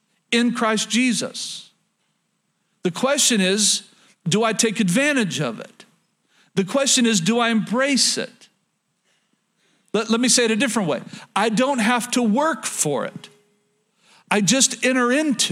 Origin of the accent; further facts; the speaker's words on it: Oklahoma, United States; moved away; I'm from Oklahoma